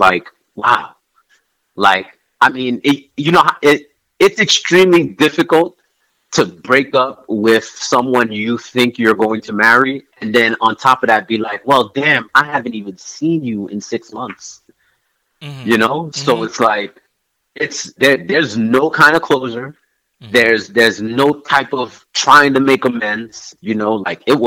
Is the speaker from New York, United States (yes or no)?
yes; New York, United States; moved away as an adult; also born or lived in Caribbean / Virginia; being from the Caribbean, growing up in New York